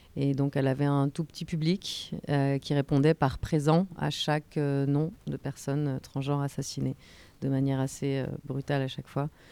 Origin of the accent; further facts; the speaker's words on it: France; moved away as an adult; now in Brazil; je suis française mais je vis au Brésil depuis 15 ans